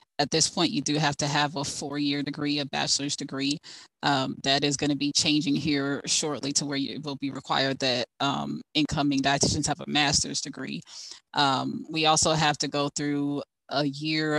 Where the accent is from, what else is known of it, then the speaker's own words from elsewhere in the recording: Fort Lauderdale, Florida, United States; moved away as an adult; now in Ohio, United States; most of my family's in Jacksonville, but I grew up in Fort Lauderdale